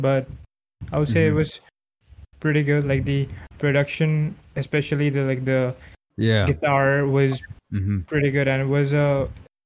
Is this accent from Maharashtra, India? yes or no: no; Assam, India; I'm from Assam